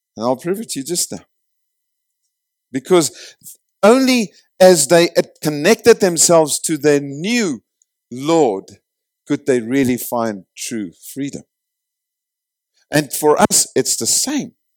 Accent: South Africa

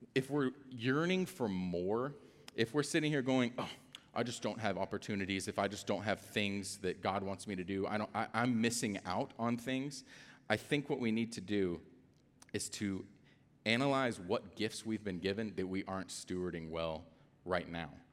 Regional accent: Atlanta, Georgia, United States; I'm also from Atlanta

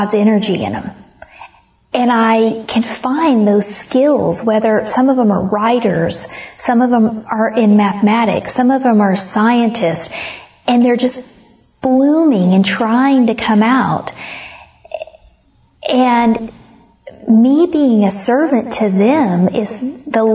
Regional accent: Comanche County, Oklahoma, United States; moved away as an adult; also born or lived in Stafford County; I was raised in Comanche County, Oklahoma

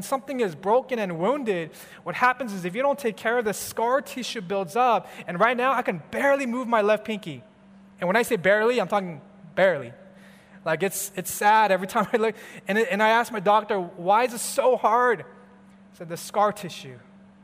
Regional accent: California, United States; I'm from California, where we have the sun every day, every month, throughout the whole year, kind of different from Chicago

